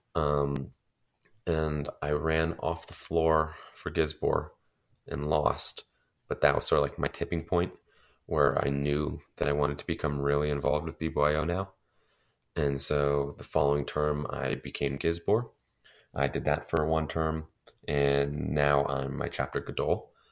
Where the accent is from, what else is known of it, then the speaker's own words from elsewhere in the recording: Denver, Colorado, United States; I'm a junior from Denver, Colorado, which is in the Rocky Mountain region